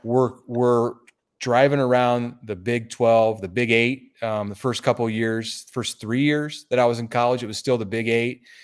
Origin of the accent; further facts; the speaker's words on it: Omaha, Nebraska, United States; I'm from Omaha, and, uh, Nebraska grad. I've lived here through all my years